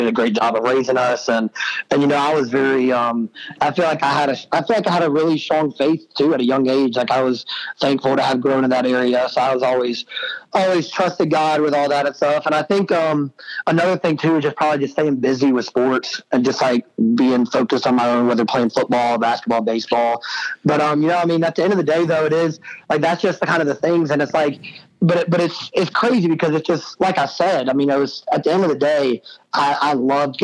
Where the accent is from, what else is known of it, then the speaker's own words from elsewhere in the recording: Clemson, South Carolina, United States; I grew up in Clemson since I was 5 years old.